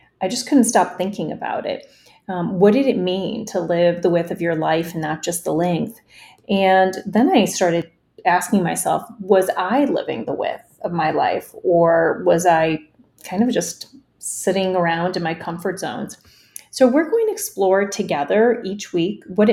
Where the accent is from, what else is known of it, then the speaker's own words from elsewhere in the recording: United States; English is a second language; I immigrated to the States as a young child with my parents right before kindergarten